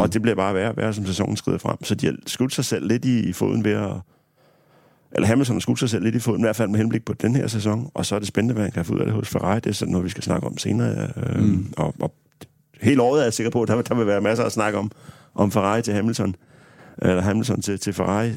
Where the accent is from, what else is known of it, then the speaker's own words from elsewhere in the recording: Harslev, Zealand, Denmark; mine forældre har haft et øh, autoværksted hjemme i Harslev på Sydsjælland